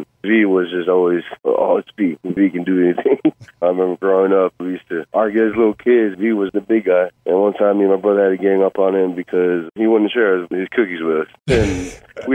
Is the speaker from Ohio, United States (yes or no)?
no; Euless, Texas, United States; moved away; also born or lived in Austin, Texas; We're originally from Euless. Growing up in that city